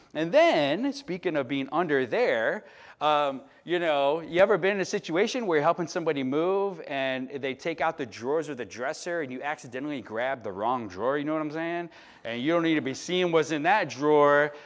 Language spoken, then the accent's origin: English; Chicago, Illinois, United States; moved away; I'm from Chicago